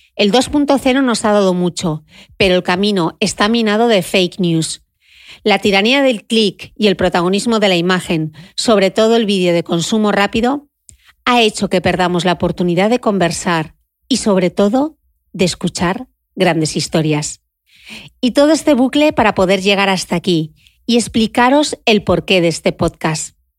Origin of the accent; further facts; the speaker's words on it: Gijón, Asturias, Spain; Crecí en el Instituto de Belleza de mi madre y de mi tía en Gijón